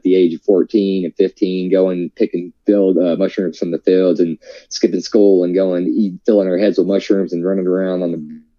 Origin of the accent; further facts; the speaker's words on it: the South, United States; I'm from the South. I grew up eating, you know, meat and potatoes every day and biscuits and gravy